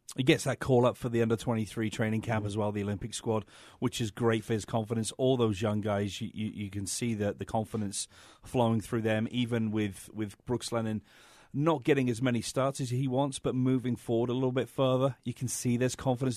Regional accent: England, United Kingdom; moved away

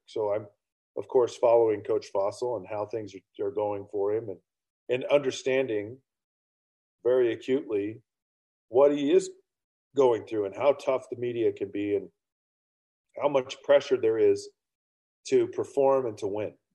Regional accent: Utah, United States; I grew up in Utah County in the state of Utah, 15 minutes from Brigham Young University in the 1980s

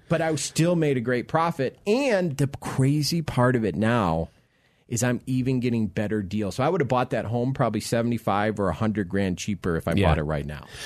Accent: Florida, United States; now in Colorado, United States; I'm originally from Florida

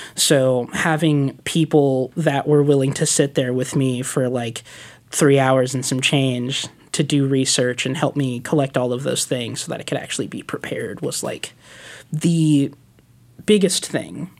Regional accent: Stockton, California, United States; moved away as an adult; now in Portland, United States; I'm originally from California

